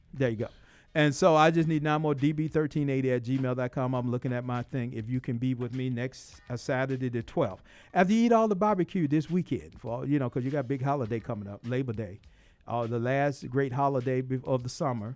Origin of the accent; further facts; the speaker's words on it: Atlanta, Georgia, United States; growing up in South Side of Atlanta